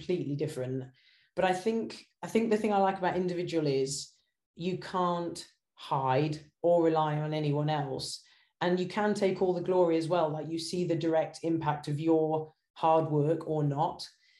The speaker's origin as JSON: {"language": "English", "town": "Norwich", "region": "East of England", "country": "United Kingdom", "tie": "born or raised there", "also_born_or_lived": "Singapore / Japan / China / Fiji", "said": "So I was born in Singapore and then ended up living in Japan, China, Fiji, all kinds of crazy places. Wow. And then I came back to the UK for high school, and my parents had a house in Norwich in Norfolk."}